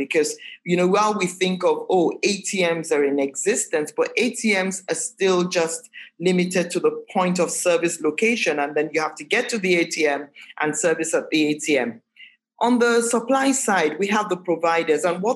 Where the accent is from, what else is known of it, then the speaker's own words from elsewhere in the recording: Nigeria; as Nigerian and as Nigerianness as we can get, we're still a very heterogeneous society in general